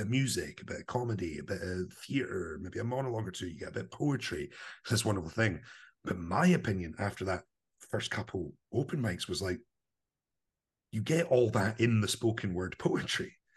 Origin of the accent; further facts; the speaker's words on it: Livingston, Scotland, United Kingdom; I grew up in Livingston, kind of new town